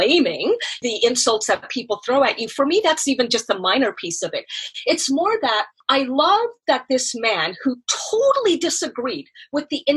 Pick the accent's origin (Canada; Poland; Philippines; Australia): Canada; moved away; I am Canadian